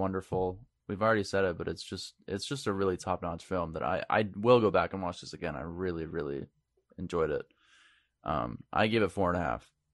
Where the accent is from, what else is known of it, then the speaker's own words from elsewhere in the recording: Maine, United States; moved away; we're all from Maine